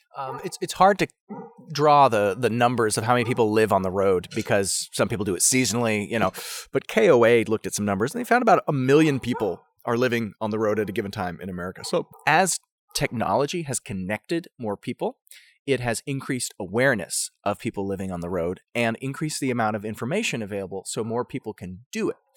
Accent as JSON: {"language": "English", "country": "United States", "said": "as an American"}